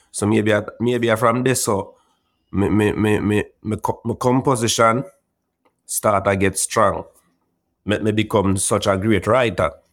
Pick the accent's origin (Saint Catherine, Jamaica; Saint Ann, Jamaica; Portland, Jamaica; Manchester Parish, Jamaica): Portland, Jamaica; Bellevue; No, Bellevue is a is a tranquil little community, you know. And when most people hear about Bellevue, some of them think uh, at the Bellevue at Kingston